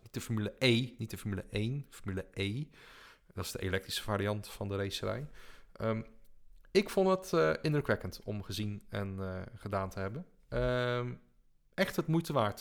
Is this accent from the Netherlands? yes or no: yes; Netherlands; als Nederlander